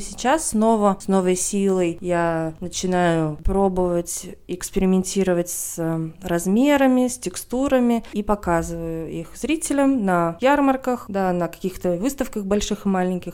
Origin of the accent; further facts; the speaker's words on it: Veliky Novgorod, Novgorod Oblast, Russia; moved away as an adult; also born or lived in Moscow; в моей гимназии, где я училась в городе Великий Новгород